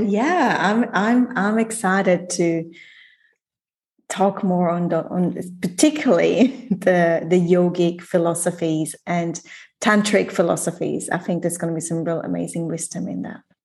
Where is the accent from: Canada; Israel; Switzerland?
Switzerland; moved away as an adult; I left Switzerland when I was 19, moved across the world, never gone back